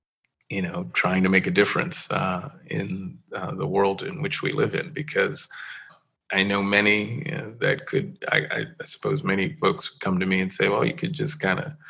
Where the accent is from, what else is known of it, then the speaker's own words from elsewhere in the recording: New York City, New York, United States; I grew up in New York City, was born and raised there